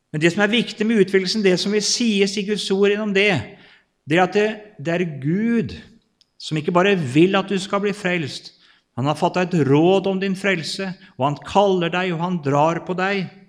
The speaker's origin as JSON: {"language": "Norwegian", "town": "Kvelde", "region": "Vestfold", "country": "Norway", "tie": "born or raised there", "said": "født og oppvokst og bor fortsatt i Kvelde i Vestfold"}